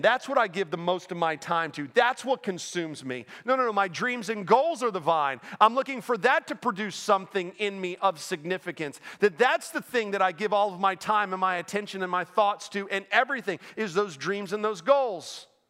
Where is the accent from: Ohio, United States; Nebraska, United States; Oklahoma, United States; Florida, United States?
Florida, United States; Orlando; moved away as an adult; also born or lived in Pennsylvania / Naples, Florida; now in Winston-Salem, United States; I grew up in Orlando